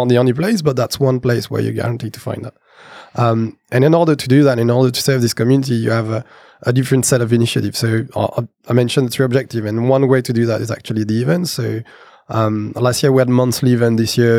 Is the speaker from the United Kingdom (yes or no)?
no; Brazil; because I come from Brazil, we know people from Brazil.